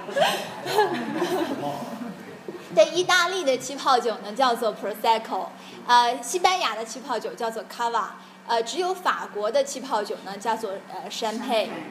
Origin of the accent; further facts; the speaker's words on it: China; 我们中国人